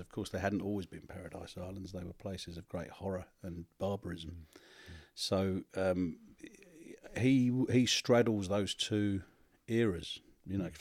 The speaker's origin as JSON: {"language": "English", "region": "London", "country": "United Kingdom", "said": "I came from South East London"}